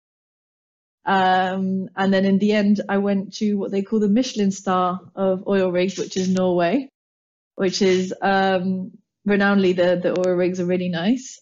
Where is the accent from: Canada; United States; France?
France; Paris, Île-de-France; moved away as an adult; now in London, United Kingdom; brought up and born and raised in Paris by English parents, so a lovely mix of both. And I came over to London for university